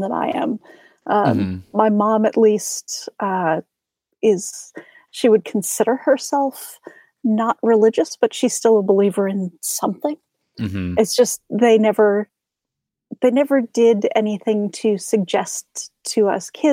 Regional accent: Minnesota, United States; I'm Minnesotan, so, you know, we don't talk about religion and we don't talk about politics

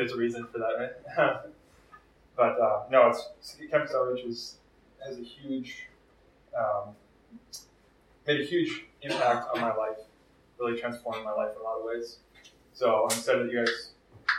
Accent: Minneapolis, Minnesota, United States; I am from Twin Cities. I grew up kind of locally

